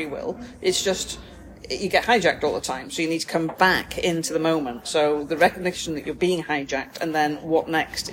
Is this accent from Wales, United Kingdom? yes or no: yes; Anglesey, Wales, United Kingdom; moved away as an adult; also born or lived in Manchester; I grew up on Anglesey.